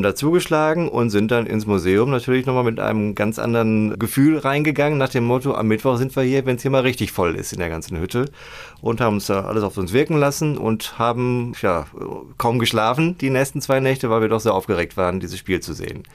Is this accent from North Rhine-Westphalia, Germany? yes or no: yes; Gladbeck, North Rhine-Westphalia, Germany; Schalke-Fan und äh, gebürtiger Gladbecker